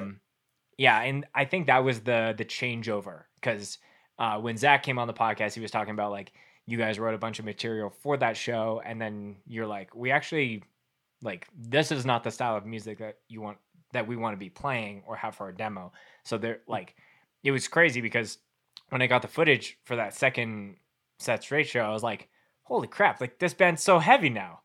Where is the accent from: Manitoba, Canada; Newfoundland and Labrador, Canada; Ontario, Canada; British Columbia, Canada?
Manitoba, Canada; Winnipeg; now in Calgary, Canada; originally growing up in Winnipeg